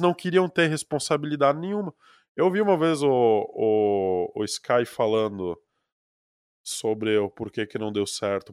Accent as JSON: {"language": "Portuguese", "country": "Brazil", "accent": "sotaque de colonão do interior", "said": "como eu tenho sotaque de colonão do interior"}